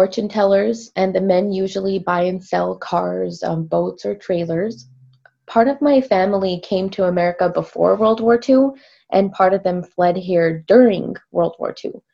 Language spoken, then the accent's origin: English; California, United States; also born or lived in San Francisco / Los Angeles / Morro Bay; I am from California and have lived up and down the coast my whole life